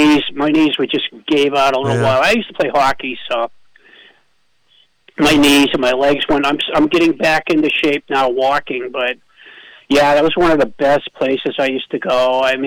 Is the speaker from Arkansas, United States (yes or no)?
no; New Hampshire, United States; I'm born and raised in New Hampshire